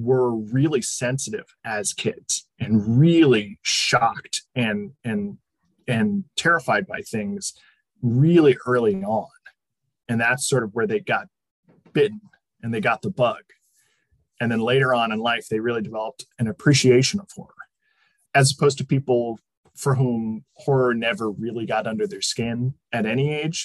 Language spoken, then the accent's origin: English; Connecticut, United States; now in Southern California, United States; I am from Connecticut originally. I now live in Southern California